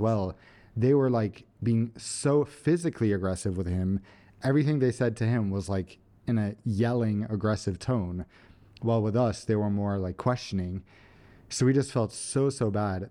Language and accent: English; Sweden; we're from Sweden.